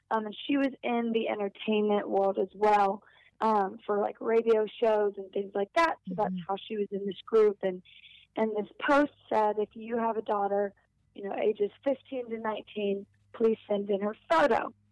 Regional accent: North Carolina, United States; born there; So, um, so I was born in North Carolina to two parents who um, were pastors. So because of that, we moved around a ton.

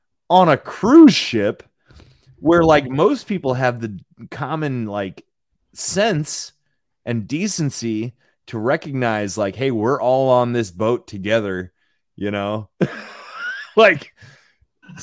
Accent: Indianapolis, Indiana, United States; growing up in Indianapolis.

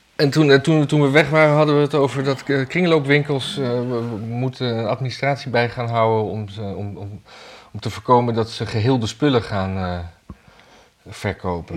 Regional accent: Amsterdam, North Holland, Netherlands; ik als Jordanees

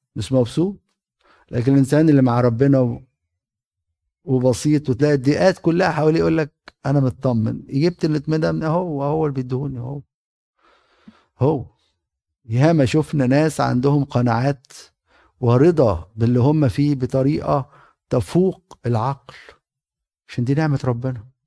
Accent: Egypt; moved away; انا كاهن وقبطي

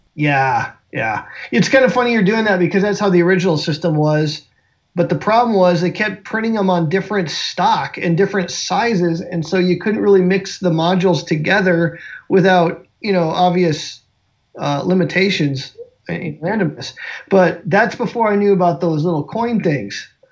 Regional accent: South Dakota, United States; moved away; also born or lived in American Southwest; I grew up in South Dakota

